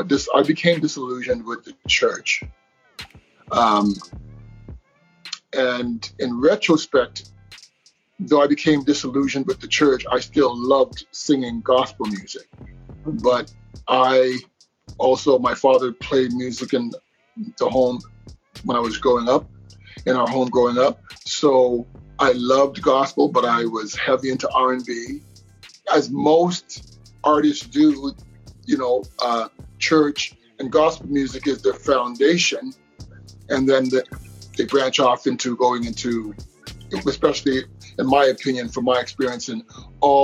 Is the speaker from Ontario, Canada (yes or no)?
yes; Toronto, Ontario, Canada; Born and raised in Toronto, Ontario, Canada.